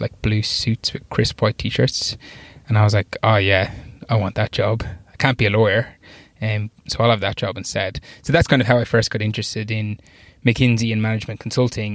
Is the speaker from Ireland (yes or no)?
yes; Wexford, Leinster, Ireland; moved away as an adult; also born or lived in Australia; I grew up in Wexford in Ireland, kind of a small, medium-sized town in the country